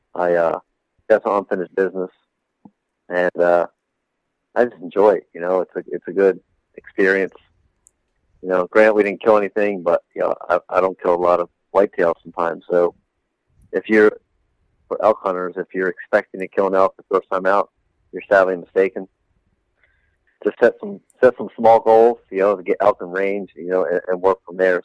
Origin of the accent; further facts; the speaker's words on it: East Coast, United States; we're here from the East Coast. We're from flat ground